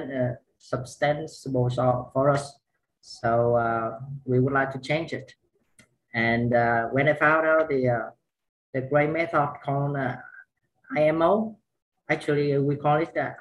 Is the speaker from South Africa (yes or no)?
no; Vietnam; I'm from Vietnam